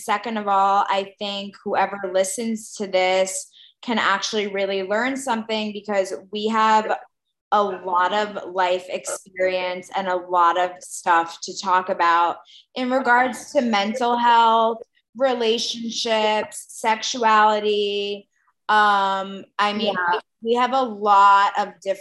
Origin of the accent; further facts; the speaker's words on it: New York, United States; now in Israel; we're both from New York, but I live in Israel now